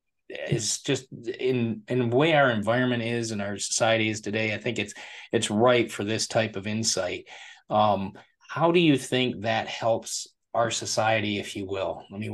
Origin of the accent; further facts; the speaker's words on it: Michigan, United States; I'm originally from Michigan myself, grew up in the Midwest.